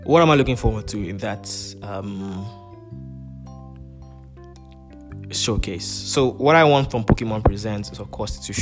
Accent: Nigeria; I'm a Nigerian

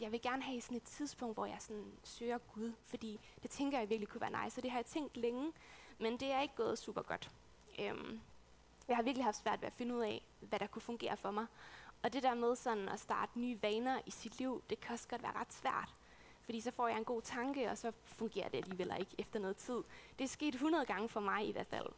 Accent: West Jutland, Central Denmark Region, Denmark; moved away as an adult; now in Odense, Denmark; jeg er oprindeligt fra Vestjylland, øhm, et sted ude på den jyske hede

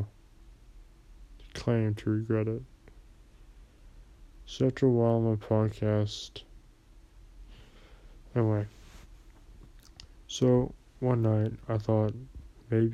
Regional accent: United States; me being an American citizen

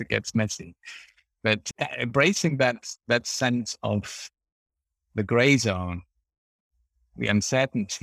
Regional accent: Germany; English is a second language; moved away as an adult; now in United Kingdom; my home country, Germany

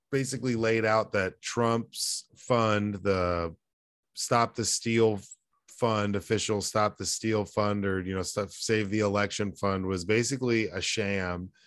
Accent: North Texas, United States; there's this triangle in Texas, in North Texas, that includes my hometown

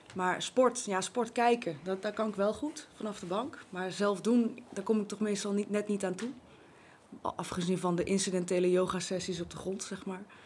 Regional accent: Zevenaar, Gelderland, Netherlands; now in Babberich, Netherlands; Ik ben geboren in Zevenaar, grappig genoeg op het Raadhuisplein, recht tegenover het oude gemeentehuis.

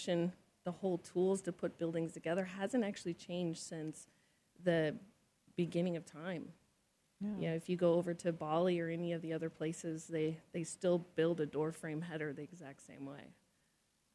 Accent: Montana, United States; I grew up in Montana

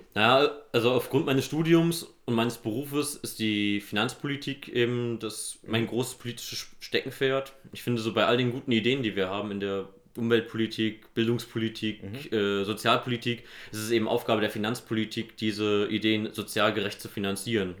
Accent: Nidderau, Hesse, Germany; Ich komme aus Nidderau im Main-Kinzig-Kreis

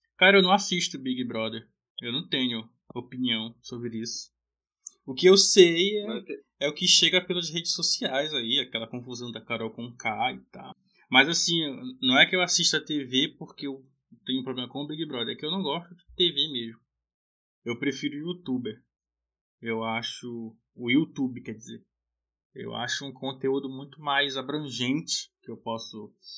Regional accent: Belém, Pará, Brazil; sou de Belém do Pará

